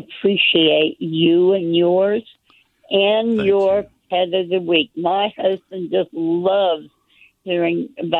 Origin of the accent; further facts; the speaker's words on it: New Jersey, United States; now in Fort Worth, United States; I'm from New Jersey